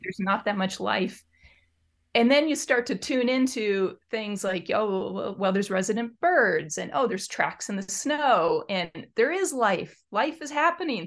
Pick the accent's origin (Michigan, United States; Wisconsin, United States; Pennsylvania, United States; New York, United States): Michigan, United States; Detroit; now in eastern North Cascades, United States; I was raised in Metro Detroit, a suburb of Detroit